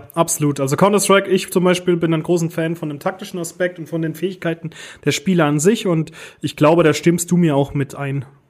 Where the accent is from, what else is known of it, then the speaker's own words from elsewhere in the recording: Germany; bei uns in Deutschland